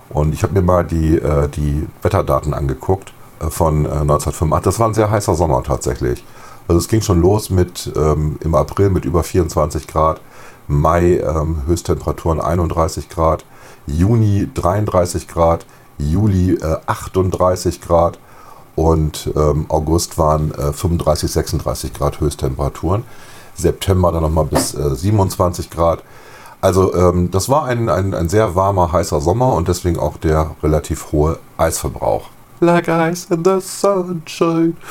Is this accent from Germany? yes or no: yes; Bremen, Germany; Dramatische Geschichte habe ich tatsächlich äh, miterlebt, ja, als Bremer.